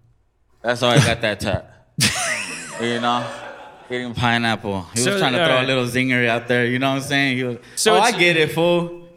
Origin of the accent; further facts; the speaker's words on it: Los Angeles, California, United States; also born or lived in Compton, California; I grew up in the ghetto, man. I grew up in the hood, man. I'm from East LA, was raised in South Central, and I grew up in Compton, man.